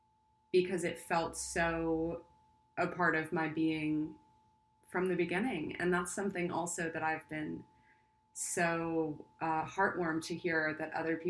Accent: Long Island, New York, United States; now in Los Angeles, United States; I grew up on Long Island as a kid, I had a horse on my property

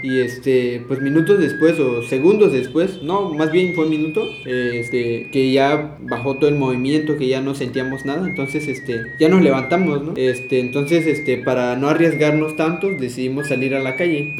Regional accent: San Mateo del Mar, Oaxaca, Mexico; soy de la colonia Juárez, una colonia del municipio de San Mateo del Mar

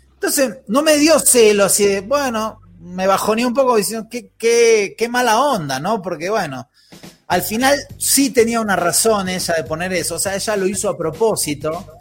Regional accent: Argentina; moved away; cómo somos los argentinos

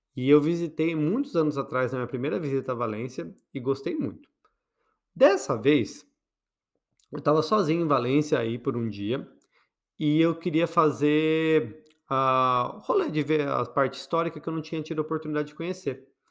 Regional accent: Botucatu, São Paulo, Brazil; quando eu era criança, lá em Botucatu, então imagine uma criança, bichinha, numa cidade pequena

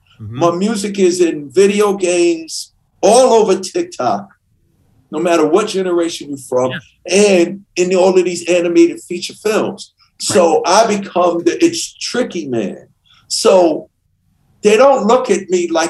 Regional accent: New York City, New York, United States; I grew up in Queens

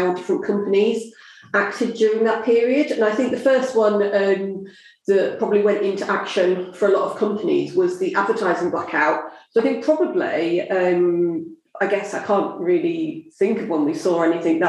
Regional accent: southern England, United Kingdom; accent: southern; my southern accent

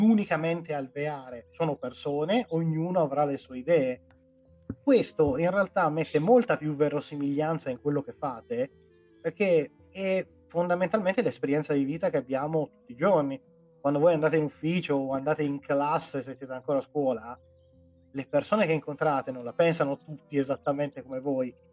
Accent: Piedmont, Italy; io sono piemontese

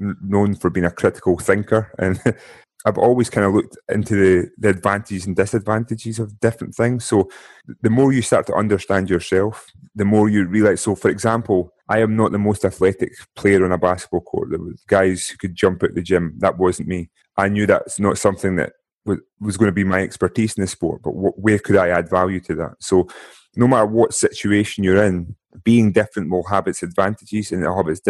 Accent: Scotland, United Kingdom; growing up in Scotland

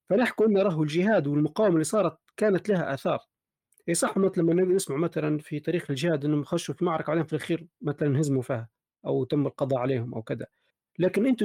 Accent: Libya; احنا كليبيين في ذاتنا وعلم لغتنا العربيه سليمه

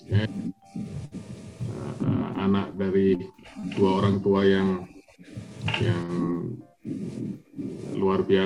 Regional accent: Jember, East Java, Indonesia; papa saya aktif dari saya masih kecil ya di gereja saya di kota di mana saya besar di Jember

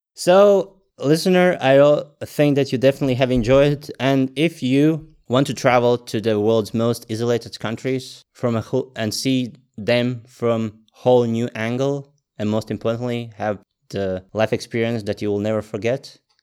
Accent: Latvia; born and raised in Latvia.

